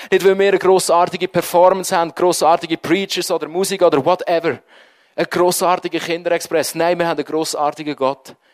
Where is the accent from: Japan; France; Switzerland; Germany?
Switzerland; Wenn wir sind Schweizer. Wir es gerne im Griff haben.